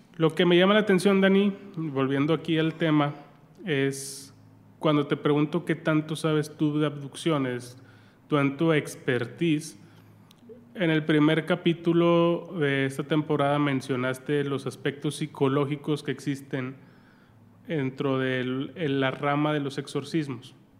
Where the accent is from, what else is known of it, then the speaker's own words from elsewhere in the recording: Santiago, Nuevo León, Mexico; yo soy de Santiago Nuevo León